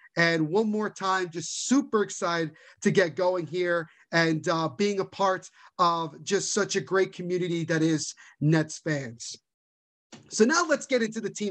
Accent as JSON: {"language": "English", "region": "New Jersey", "country": "United States", "tie": "born or raised there", "said": "born and raised in New Jersey, still live here to this day."}